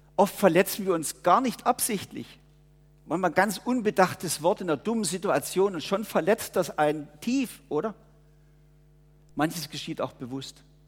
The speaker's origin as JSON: {"language": "German", "country": "Germany", "tie": "born or raised there", "moved": "yes", "lives_now": "Murten, Switzerland"}